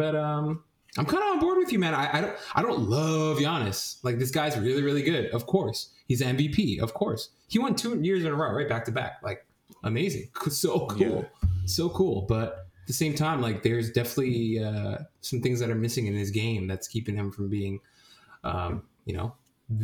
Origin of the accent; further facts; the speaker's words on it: New York City, New York, United States; I'm a New Yorker.